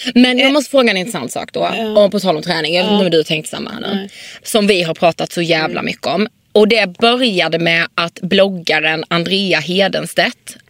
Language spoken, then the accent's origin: Swedish; Karlshamn, Blekinge, Sweden; now in Stockholm, Sweden; I Karlshamn där vi kommer ifrån